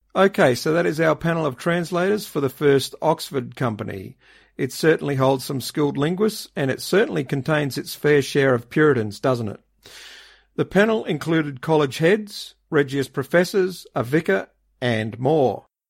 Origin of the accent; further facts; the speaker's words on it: Australia; being an Aussie